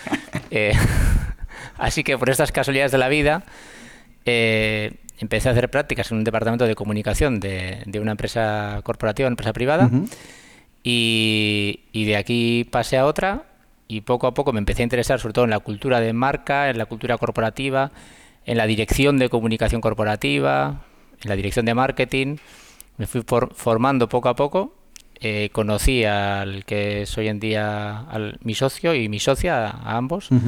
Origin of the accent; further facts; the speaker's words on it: Basque Country, Spain; no, no somos vascos